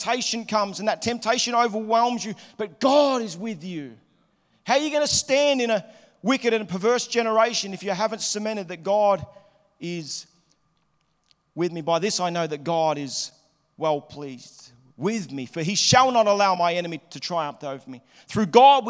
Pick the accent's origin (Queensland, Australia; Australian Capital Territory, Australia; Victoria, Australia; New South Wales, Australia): Victoria, Australia; Melbourne; moved away as an adult; also born or lived in Liverpool, Sydney; now in Sydney, Australia; I was living in Melbourne. I grew up in Melbourne.